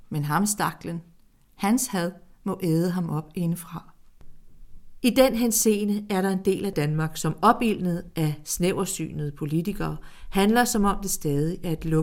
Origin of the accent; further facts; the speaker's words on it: Greece; now in Denmark; I 1960'erne rejste jeg ud som græker og er nu mange dialoger senere mellem min græske sjæl og min danske sjæl en græsk dansker. I Grækenland bliver jeg set som en dansk græker.